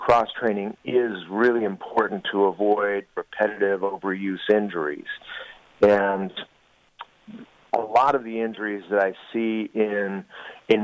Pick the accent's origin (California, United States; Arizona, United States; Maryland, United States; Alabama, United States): Arizona, United States; moved away as an adult; now in Colorado Springs, United States; I did my medical school in my home state of Arizona